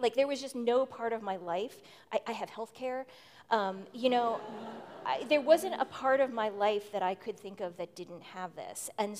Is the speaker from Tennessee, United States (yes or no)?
no; Boston, Massachusetts, United States; I come from Boston.